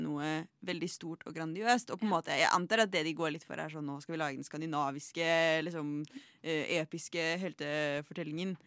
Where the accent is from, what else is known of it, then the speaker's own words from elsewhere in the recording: Oppland, Norway; jeg er opplending